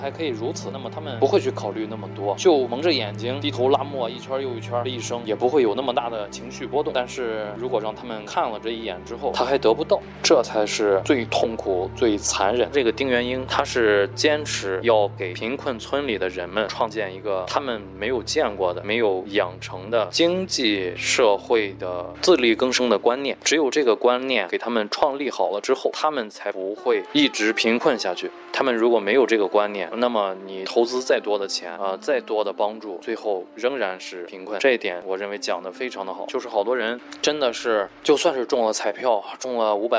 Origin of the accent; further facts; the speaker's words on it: China; 我们中国人最擅长的不是发明创造，而是复制